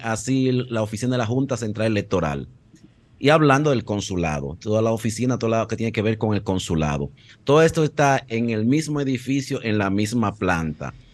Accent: Dominican Republic; ya no conocemos nosotros cómo somos los dominicanos

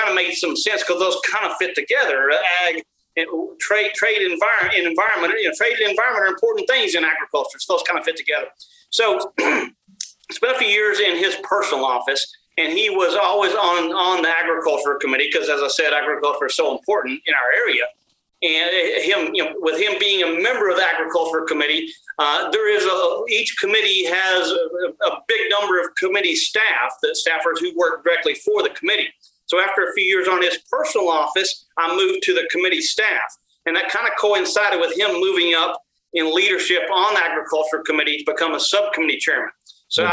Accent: West Texas, United States; moved away as an adult; now in Washington, D.C., United States; what I've learned from growing up in Texas with my experiences there

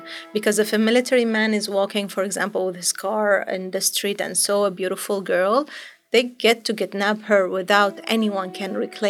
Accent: Aleppo, Aleppo Governorate, Syria; English is a second language; moved away as an adult; now in Netherlands; I am from Syria, from Aleppo, and I live in Netherlands since 2015.

